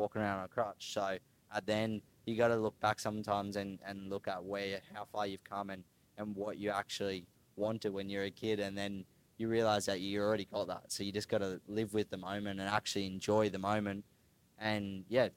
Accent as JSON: {"language": "English", "region": "Queensland", "country": "Australia", "tie": "born or raised there", "also_born_or_lived": "Darwin, Northern Territory", "moved": "as an adult", "said": "I was born in Queensland, grew up racing like flat track and dirt track with Husqvarna"}